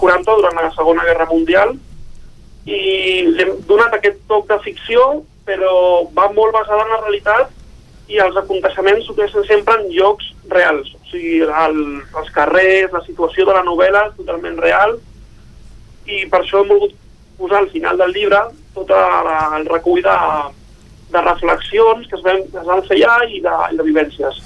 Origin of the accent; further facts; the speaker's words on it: Sant Quirze del Vallès, Catalonia, Spain; also born or lived in Sabadell; jo soc del municipi del costat, soc de Sant Quirze del Vallès, però faig vida també a Sabadell per la proximitat